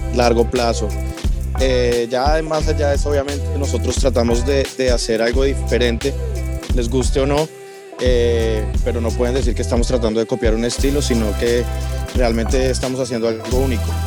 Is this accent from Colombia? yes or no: yes; Bogotá, Colombia; now in Miami, United States; los dos somos colombianos. Yo soy de Bogotá